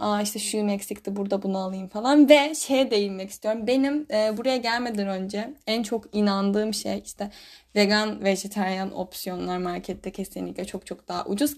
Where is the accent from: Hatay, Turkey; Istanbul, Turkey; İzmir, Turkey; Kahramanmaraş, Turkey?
Istanbul, Turkey; first language Turkish; moved away as an adult; now in Germany; ben bir de İstanbul'da doğup büyüdüm.